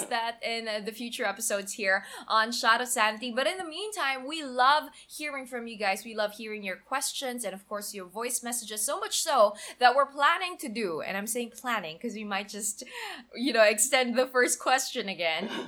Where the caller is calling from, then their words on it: Bacolod, Western Visayas, Philippines; Hey Joyce and Aaron … I'm a fan from Bacolod.